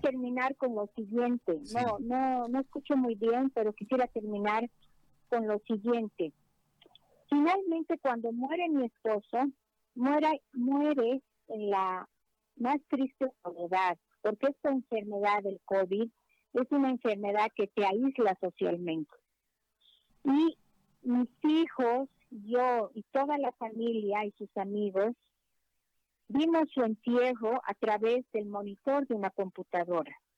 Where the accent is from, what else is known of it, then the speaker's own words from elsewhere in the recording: Bolivia; como una boliviana que ha vivido en carne propia